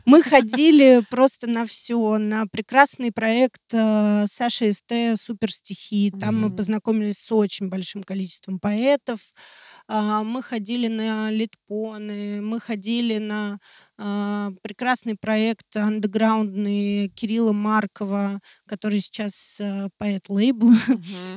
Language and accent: Russian; Russia; я очень горжусь тем, что я россиянин